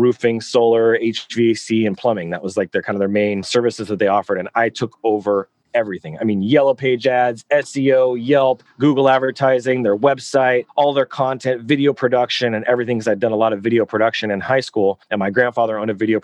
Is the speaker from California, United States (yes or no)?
yes; hometown about 25 miles from Sacramento, California, United States; I moved locations from my hometown